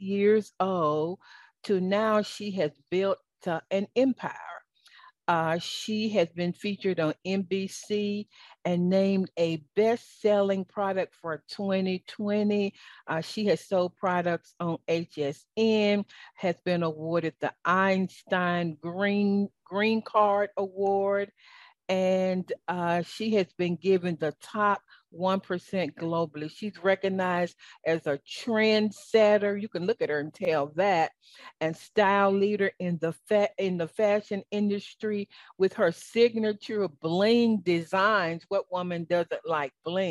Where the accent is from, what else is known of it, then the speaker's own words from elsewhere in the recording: American South, United States; accent: Southern; my Southern accent